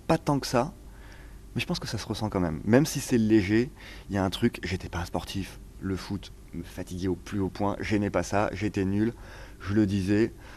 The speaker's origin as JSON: {"language": "French", "area": "Cher, near Bourges", "region": "Centre-Val de Loire", "country": "France", "tie": "born or raised there", "also_born_or_lived": "Tours / Marseille / Casablanca / Paris", "moved": "yes", "said": "j'ai grandi dans le Cher, euh, près dans un petit lieu-dit à côté d'un petit village, à côté de Bourges"}